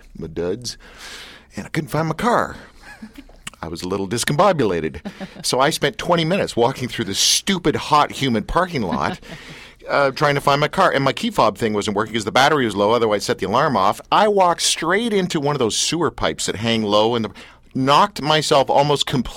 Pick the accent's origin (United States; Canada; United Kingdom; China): Canada; Richmond Hill, Ontario; I grew up in Richmond Hill